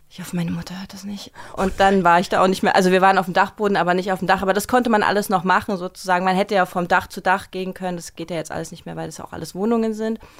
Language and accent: German; Berlin, Germany; Prenzlauer Berg.